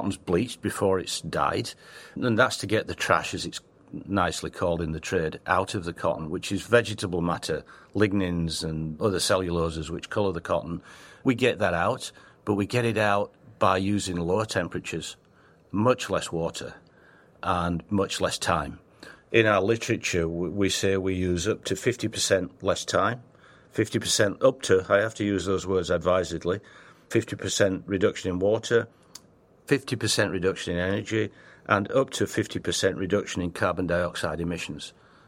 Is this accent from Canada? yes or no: no; England, United Kingdom; accent: Northern English; also born or lived in Australia / Italy / China / Hong Kong; now in United States; I lived in Australia for 10 years, but I'm English, Northern England, with a terrible accent. People tell me you haven't got rid of it.